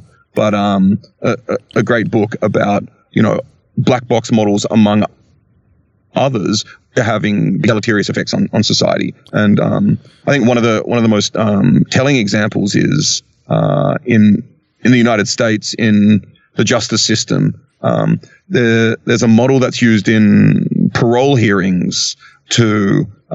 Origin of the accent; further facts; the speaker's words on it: Australia; I'm Australian